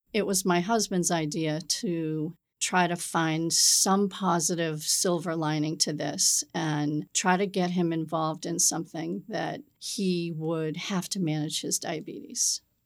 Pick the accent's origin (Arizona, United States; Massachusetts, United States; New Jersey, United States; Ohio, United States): Massachusetts, United States; Peabody; now in South Shore, Massachusetts, United States; I grew up in the North Shore in Peabody, Massachusetts